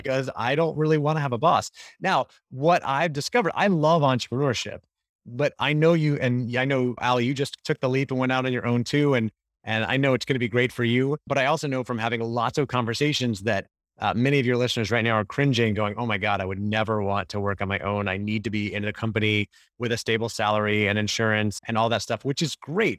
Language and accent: English; Orlando, Florida, United States; moved away as an adult; also born or lived in Gainesville, Florida; now in California, United States; I grew up in Orlando, Florida